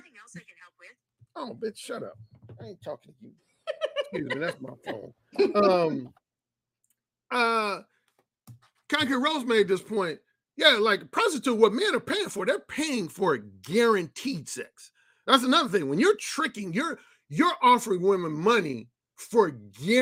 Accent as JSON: {"language": "English", "town": "Gary", "region": "Indiana", "country": "United States", "tie": "born or raised there", "also_born_or_lived": "Mississippi", "said": "my hometown of Gary, Indiana"}